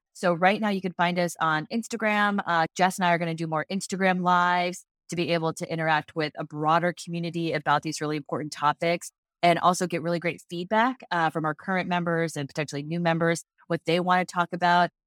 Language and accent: English; Cincinnati, Ohio, United States; We are originally from Cincinnati, Ohio.